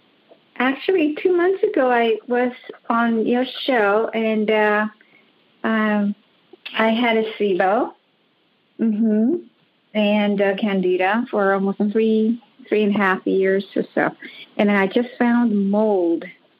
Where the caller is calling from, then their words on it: Los Angeles, California, United States; Yes, I'm calling from Los Angeles.